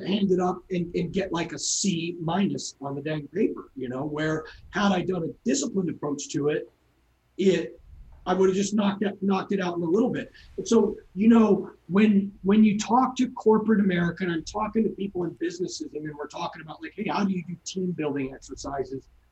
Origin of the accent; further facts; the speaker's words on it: San Clemente, California, United States; moved away; also born or lived in Newport Beach; I, I, grew up in San Clemente, and my parents still live there